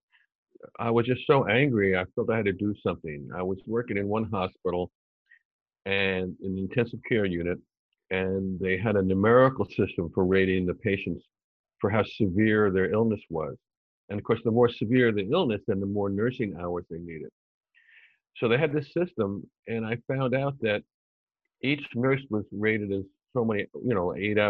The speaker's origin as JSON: {"language": "English", "town": "New York City", "region": "New York", "country": "United States", "tie": "born or raised there", "also_born_or_lived": "Ann Arbor, Michigan / St. Louis / Detroit / Philadelphia", "said": "I was born in Manhattan"}